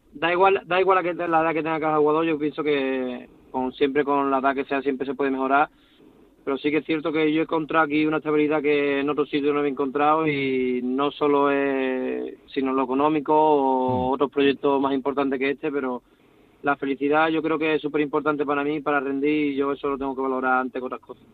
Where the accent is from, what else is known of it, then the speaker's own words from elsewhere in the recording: Cádiz, Andalusia, Spain; now in Almendralejo, Spain; soy de Cádiz y lo he mamado desde pequeño